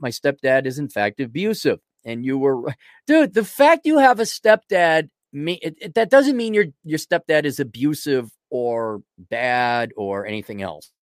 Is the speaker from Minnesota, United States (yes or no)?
yes; Minneapolis, Minnesota, United States; I'm from the Twin Cities in, in, you know, Wisconsin